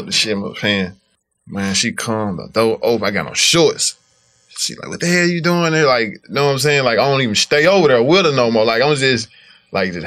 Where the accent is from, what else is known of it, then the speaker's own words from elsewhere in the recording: Memphis, Tennessee, United States; I'm from South Memphis, but the mound 5 minutes away from my hood